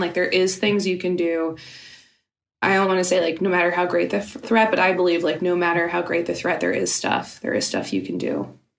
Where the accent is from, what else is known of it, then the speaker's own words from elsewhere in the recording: Louisiana, United States; I'm from Louisiana. I live half the year there.